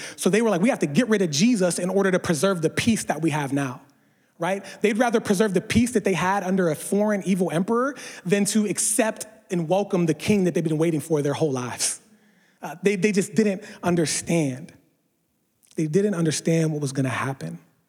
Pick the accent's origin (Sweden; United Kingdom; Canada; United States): United States; East Coast; I didn't grow up in California with palm trees all around. I grew up on the East Coast.